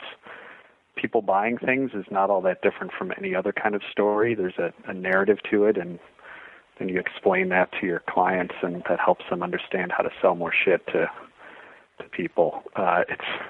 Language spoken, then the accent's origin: English; Northbrook, Illinois, United States; moved away as an adult; also born or lived in Chicago, Illinois / Lake Charles, Louisiana; I grew up in the Chicago suburbs and then went to school downstate, University of Illinois